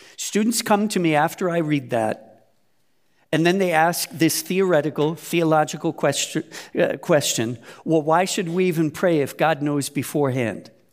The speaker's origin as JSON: {"language": "English", "country": "United States", "moved": "yes", "lives_now": "Germany", "said": "United States"}